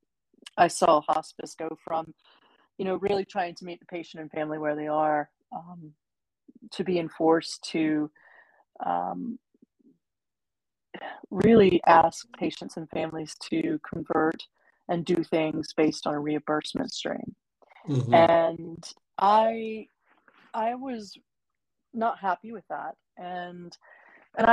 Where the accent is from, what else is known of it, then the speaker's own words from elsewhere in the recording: Virginia, United States; moved away as an adult; also born or lived in New York City; now in Wilmington, United States; born and raised in Virginia